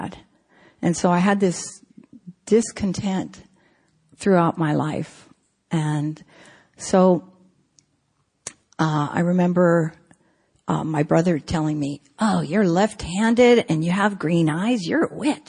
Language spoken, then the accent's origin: English; San Francisco, California, United States; I grew up in San Francisco